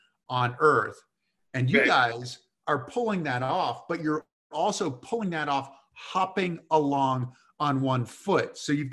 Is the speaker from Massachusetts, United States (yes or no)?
yes; Massachusetts, United States; for me growing up back in Mount Tom and those kinds of things in Massachusetts.